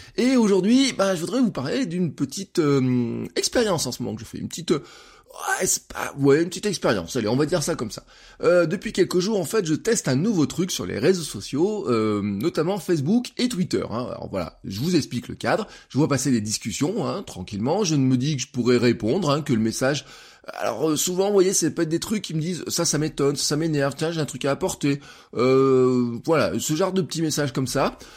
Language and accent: French; France; en tant que citoyen, en tant que français